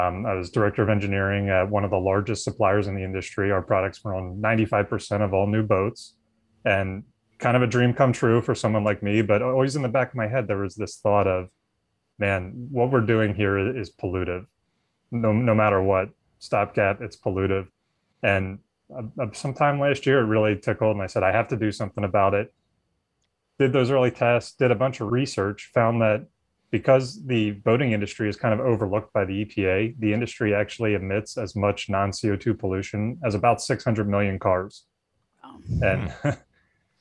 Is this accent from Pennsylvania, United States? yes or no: yes; Philadelphia, Pennsylvania, United States; I grew up in the Philadelphia area.